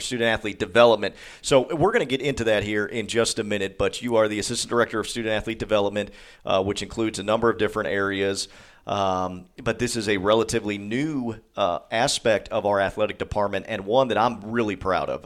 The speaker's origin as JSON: {"language": "English", "town": "Cleveland", "region": "Ohio", "country": "United States", "tie": "born or raised there", "moved": "yes", "said": "my hometown in Cleveland, Ohio"}